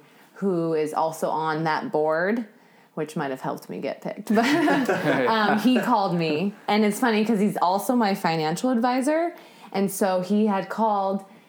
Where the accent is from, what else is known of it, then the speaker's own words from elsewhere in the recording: Torrance, California, United States; I grew up in Torrance